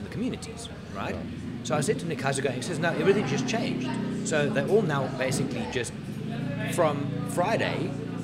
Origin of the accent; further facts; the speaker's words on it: South Africa; I'm group South African, because there's obviously different cultural groups and stuff in between.